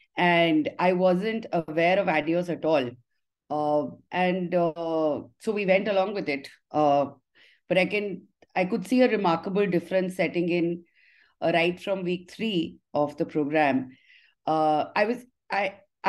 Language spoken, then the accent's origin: English; Haridwar, Uttarakhand, India; also born or lived in Delhi; I was born in Delhi, but raised in Haridwar.